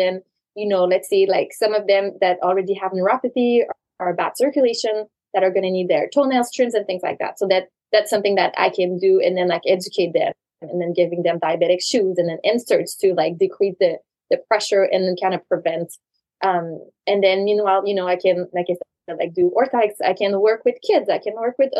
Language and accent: English; Canada; moved away as an adult; also born or lived in New York; now in New Jersey, United States; I'm originally from Canada.